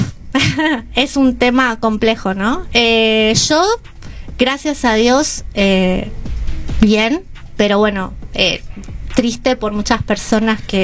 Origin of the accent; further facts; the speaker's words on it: Lomas del Mirador, Buenos Aires Province, Argentina; Soy del oeste de Lomas del Mirador